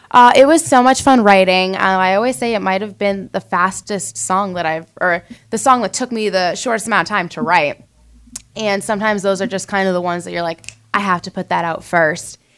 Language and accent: English; North Reading, Massachusetts, United States; moved away as an adult; now in Nashville, United States; North Reading. How it's a little bit north of Boston. It's a pretty rural town, small town, about 30 minutes from Boston, 30 minutes to New Hampshire, and um, 30 minutes to the coast.